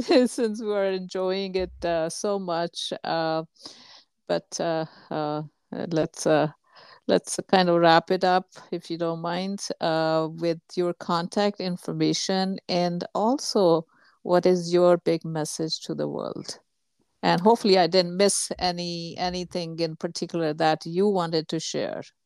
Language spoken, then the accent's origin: English; India; moved away; my home country, India